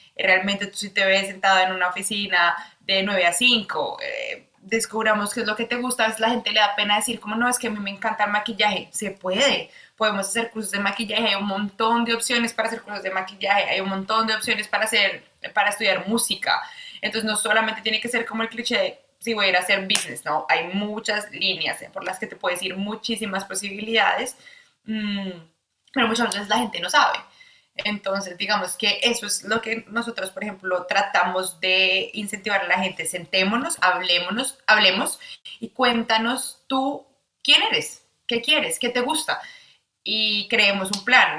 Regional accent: Bogotá, Colombia; moved away as an adult; now in Australia; soy de Bogotá, Colombia. Me mudé a Australia hace cuatro años

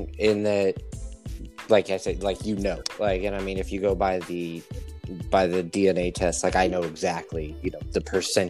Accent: Texas, United States; moved away; I'm Italian and Native American. That's pretty much what I would say. But then growing up in Texas, where I was when I was kind of becoming a person, because I was like seven, eight, nine, we were super poor.

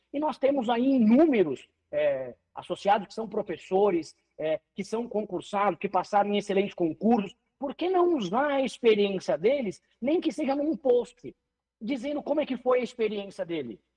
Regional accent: Paraná, Brazil; also born or lived in Curitiba; Eu sou aqui do estado do Paraná, moro em Curitiba

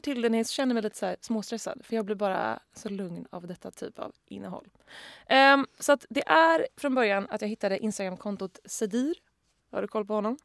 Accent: Sweden; Som svensk

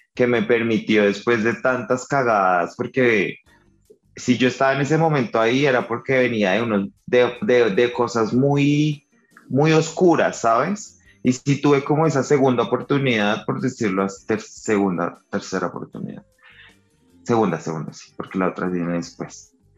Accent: Colombia; nacimos en Colombia

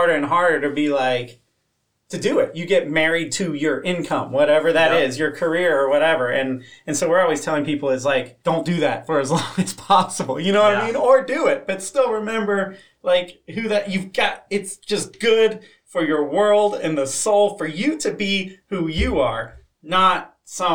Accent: Florida, United States; I grew up in Florida

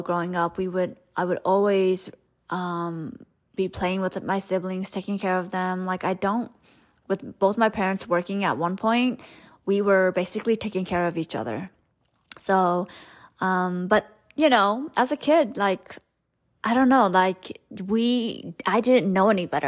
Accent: Stockton, California, United States; first language Hmong; English is a second language; grew up in Stockton, California

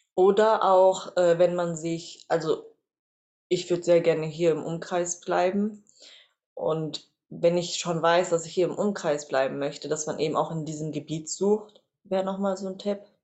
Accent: Reutlingen, Baden-Württemberg, Germany; Ich bin äh, geboren und aufgewachsen in Reutlingen

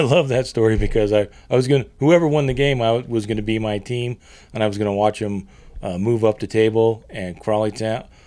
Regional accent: United States; being an American

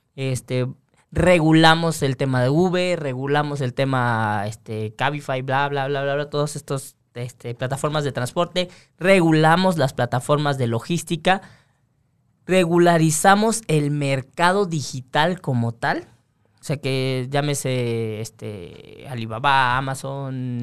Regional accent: Mexico

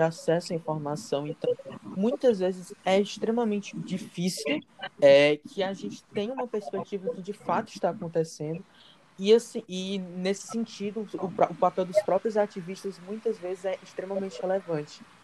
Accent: Fortaleza, Ceará, Brazil; sou natural daqui de Fortaleza

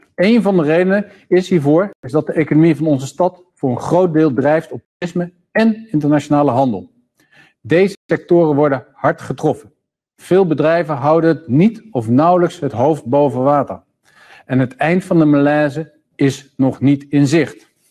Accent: Amsterdam, North Holland, Netherlands; ons als Amsterdammers

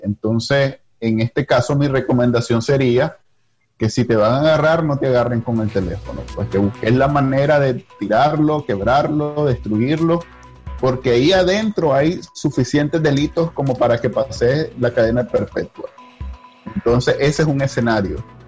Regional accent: Nicaragua; moved away as an adult; now in United States; Yo me fui de Nicaragua

